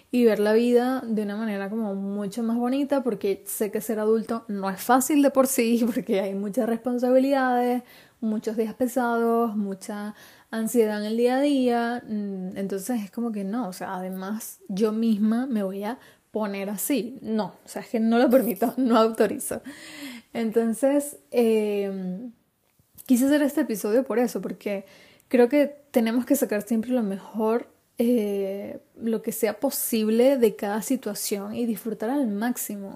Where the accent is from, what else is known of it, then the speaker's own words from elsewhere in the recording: Venezuela; also born or lived in Spain; now in Madrid, Spain; Yo nací en Venezuela